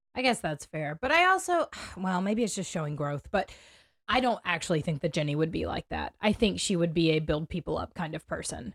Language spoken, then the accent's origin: English; United States; as an American